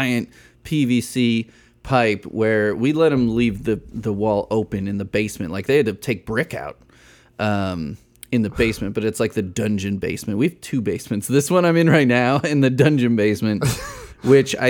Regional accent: the Chicago suburbs, Illinois, United States; I grew up in the Chicago suburbs

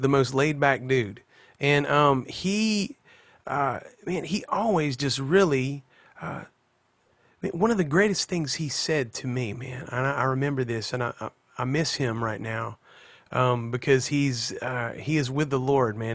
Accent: Pensacola, Florida, United States; also born or lived in South Alabama / Mobile, Alabama; we grew up across the Florida line into, uh, like, the kind of Pensacola, Florida area, but it's all that Florabama scene right there

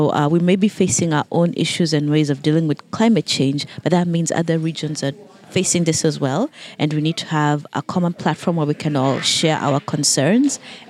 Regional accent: Kenya; because I'm from Kenya.

